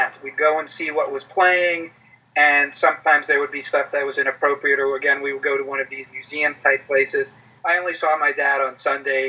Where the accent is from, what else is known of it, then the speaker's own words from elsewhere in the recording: New York, United States; as a teenager growing up in New York, you know, was always in revival houses in New York